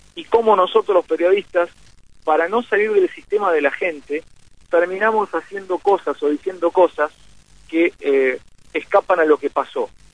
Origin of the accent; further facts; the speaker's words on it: Argentina; a mí me, pone feliz como argentino